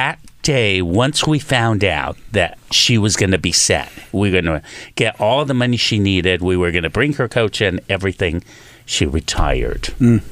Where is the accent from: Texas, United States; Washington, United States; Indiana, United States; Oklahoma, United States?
Texas, United States; El Paso; now in Los Angeles, United States; I grew up in El Paso, Texas